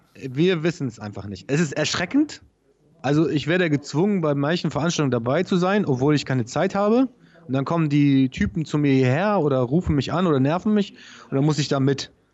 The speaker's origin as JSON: {"language": "German", "area": "Travemünde", "region": "Schleswig-Holstein", "country": "Germany", "said": "Bei uns in Tramünde"}